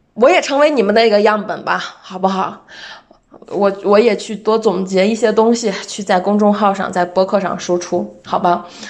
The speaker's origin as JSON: {"language": "Chinese", "country": "China", "said": "作为一个中国人"}